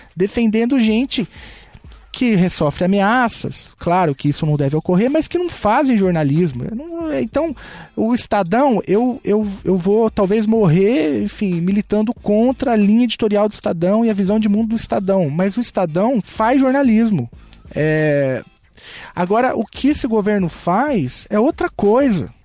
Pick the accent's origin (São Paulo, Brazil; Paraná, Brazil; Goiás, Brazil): São Paulo, Brazil; eu vim da periferia de São Paulo, no extremo leste da cidade de São Paulo